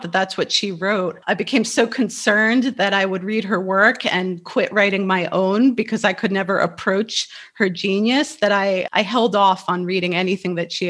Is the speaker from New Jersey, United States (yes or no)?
yes; New Jersey, United States; moved away as an adult; also born or lived in New Mexico / Kabul, Afghanistan; I was born and raised in New Jersey